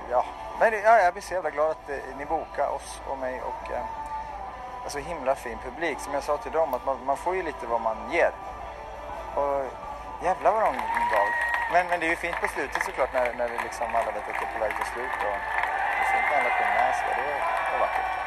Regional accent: Norrköping, Östergötland, Sweden; jag är från Norrköping, är inte så långt härifrån.

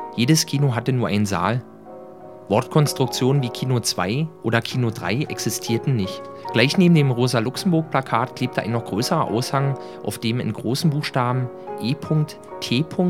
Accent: Berlin, Germany; born or raised there

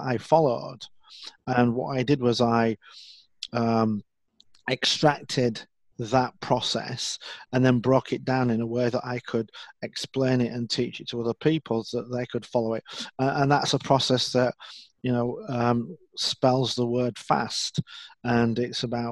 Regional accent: Leeds, Yorkshire and the Humber, United Kingdom; I'm from Leeds in the north of England.

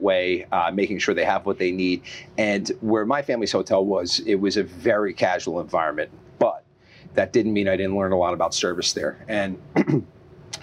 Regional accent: Long Island, New York, United States; moved away as an adult; I'm from Long Island originally, and my family owned a hotel on Long Island. And so I grew up kind of cutting my teeth in the business

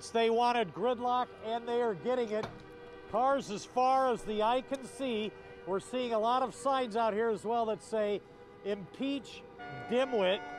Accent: Bellevue, Michigan, United States; I'm from Bellevue, Michigan, and I'm for freedom.

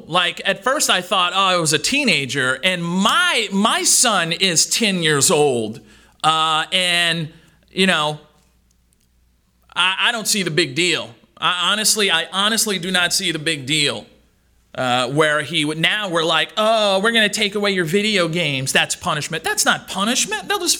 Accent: Louisiana, United States; I'm from South Louisiana, so that was said a whole lot.

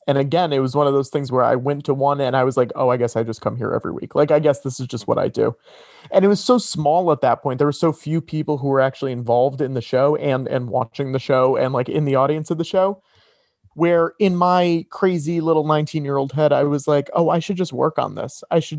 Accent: Connecticut, United States; I'm from Connecticut. Right. Yeah. So this was like less than an hour away.

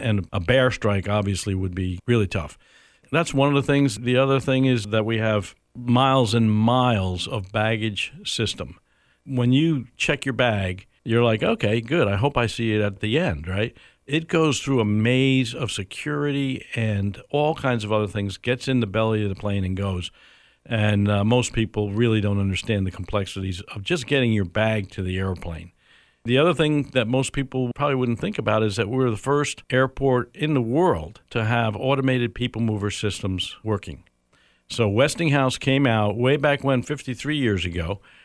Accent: New York, United States; moved away as an adult; also born or lived in Dallas, Texas; now in Tampa, United States; New York is where I grew up

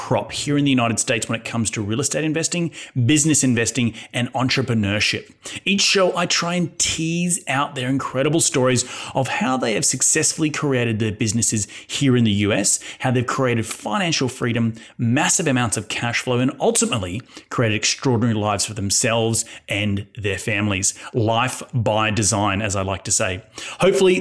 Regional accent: Brisbane, Queensland, Australia; my hometown, Brisbane

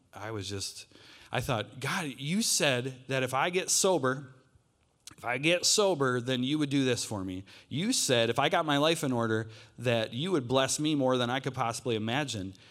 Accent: Lake City, Michigan, United States; I grew up in northern Michigan. I grew up in Lake City.

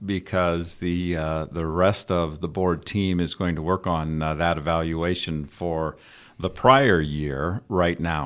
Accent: Northern Indiana, United States; also born or lived in Davenport, Iowa / Fishers, Indiana; We're, we're both from Northern Indiana, went to Ball State, so we've, we've been in Indiana

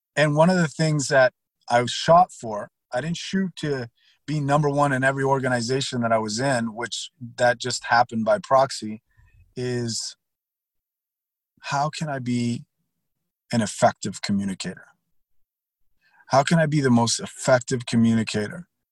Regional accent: Miami, Florida, United States; also born or lived in Pasadena, Texas / Houston, Texas; I grew up in Miami

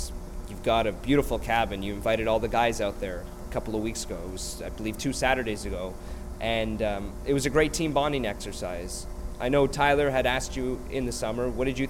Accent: Ottawa, Ontario, Canada; moved away; I'm from Ottawa

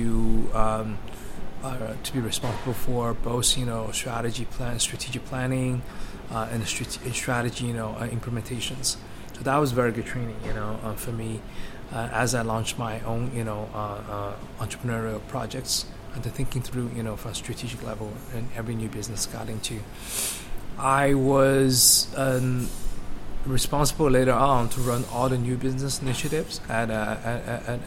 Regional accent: Shanghai, China; moved away as an adult; I'm a native, Shanghainese, as we are taking this conversation in Shanghai, born and raised in Shanghai.

